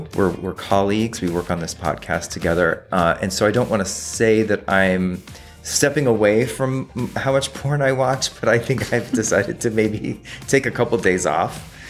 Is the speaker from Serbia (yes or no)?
no; Australia; I'm Australian. I said Nicole Kidman and Willem Dafoe.